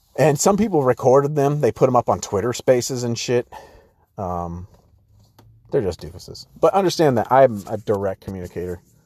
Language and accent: English; San Diego, California, United States; I grew up in San Diego